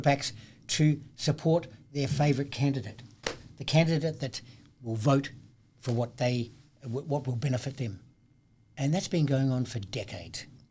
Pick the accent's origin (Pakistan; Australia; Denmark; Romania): Australia; Adelaide, South Australia; my hometown, Adelaide, in South Australia